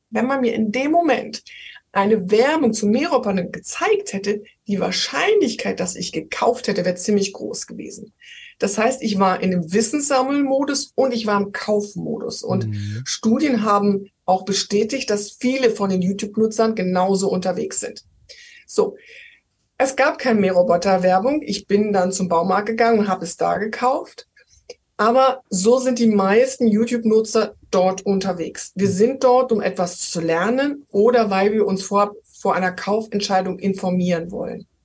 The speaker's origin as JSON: {"language": "German", "region": "Rhineland", "country": "Germany", "said": "Ich war mal zweieinhalb Jahre in Hamburg, aber ich bin Rheinländerin."}